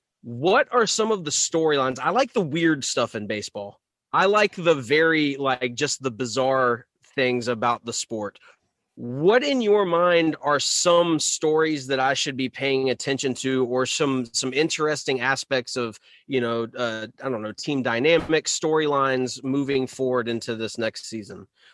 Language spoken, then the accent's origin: English; North Carolina, United States; And I'm from North Carolina, so of course there, you know, you're caught in that middle, you know, area where there's like some half the folks are fans of the Orioles, half the folks are fans of the Braves, right?